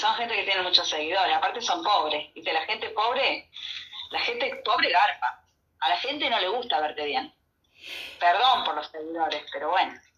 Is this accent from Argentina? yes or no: yes; Argentina; somos argentinos